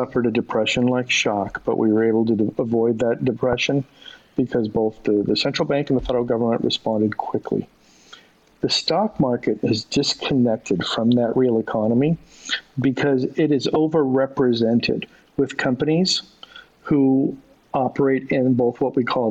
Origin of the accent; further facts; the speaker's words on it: Southern California, United States; I grew up in Southern California